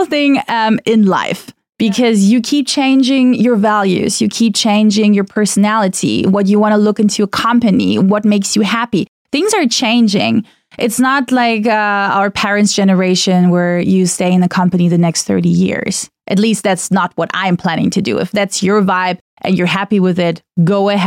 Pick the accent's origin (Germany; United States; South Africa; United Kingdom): Germany; first language German; English is a second language; moved away as an adult; growing up in Germany, I mean, I am part of a very mixed up family